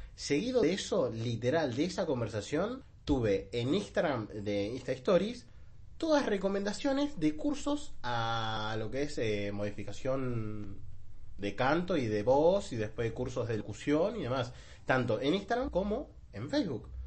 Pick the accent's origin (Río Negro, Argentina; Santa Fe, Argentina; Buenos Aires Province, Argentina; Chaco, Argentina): Buenos Aires Province, Argentina; Bera; yo soy de zona sur, soy de Vera